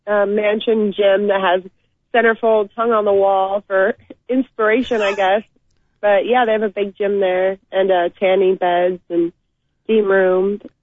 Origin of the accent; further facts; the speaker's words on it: San Diego, California, United States; I'm from San Diego